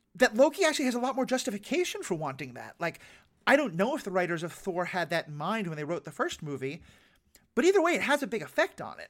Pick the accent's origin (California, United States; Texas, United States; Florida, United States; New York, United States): New York, United States; I'm from New York